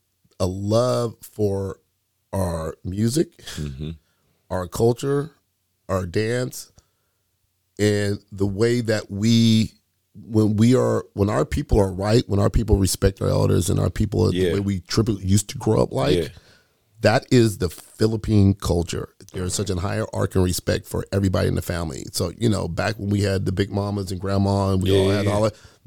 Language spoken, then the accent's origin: English; Oak Park, Illinois, United States; I grew up in Oak Park. I grew up a poor kid, right? I grew up in Oak Park, man.